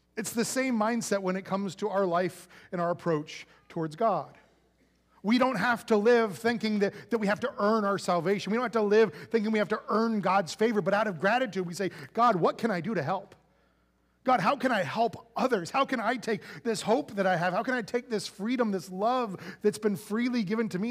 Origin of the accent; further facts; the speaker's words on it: United States; being an American